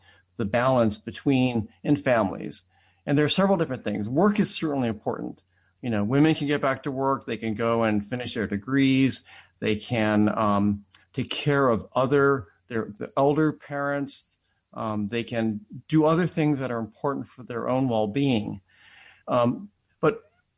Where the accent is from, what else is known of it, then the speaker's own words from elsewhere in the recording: Akron, Ohio, United States; also born or lived in Atlanta, Georgia; I was born in Jim Crow Atlanta and grew up in an all-white school district in Akron, Ohio